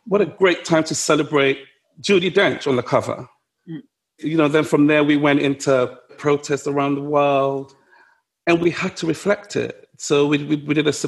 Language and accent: English; London, United Kingdom; I grew up in Ludwood Grove, you know, where being stopped by the police was part of daily life